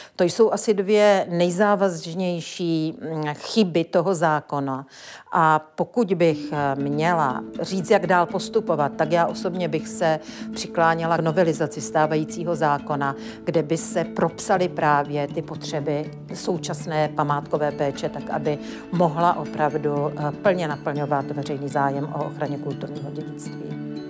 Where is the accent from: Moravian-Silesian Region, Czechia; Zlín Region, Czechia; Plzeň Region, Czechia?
Moravian-Silesian Region, Czechia; Ostrava region; Já pocházím z Ostravska a svou památkovou praxi jsem v Ostravě v 80. letech začínala